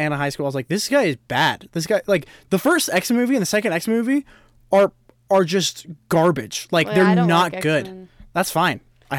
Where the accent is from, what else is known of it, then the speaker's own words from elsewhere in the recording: Midwest, United States; I'm from the Midwest.